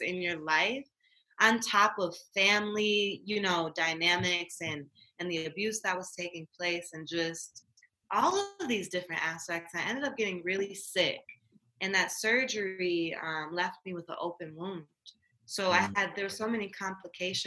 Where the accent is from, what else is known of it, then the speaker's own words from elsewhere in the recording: Inkster, Michigan, United States; moved away; I'm originally from Inkster, Michigan